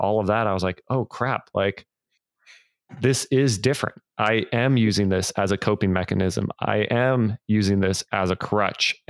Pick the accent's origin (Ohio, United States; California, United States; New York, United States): California, United States; now in Nashville, United States; I live in Nashville, Tennessee now. I'm originally from California